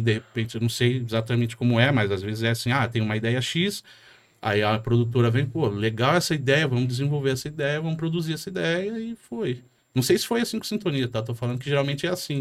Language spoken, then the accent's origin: Portuguese; Jandira, São Paulo, Brazil; moved away as an adult; now in São Paulo, Brazil; Eu também sou de periferia, eu cresci em Jandira, Itapevi, ali naquele meio, na década de 90